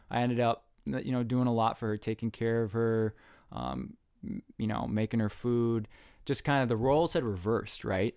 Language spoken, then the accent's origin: English; north of the Twin Cities, Minnesota, United States; growing up in Minnesota, um, my mom was a nurse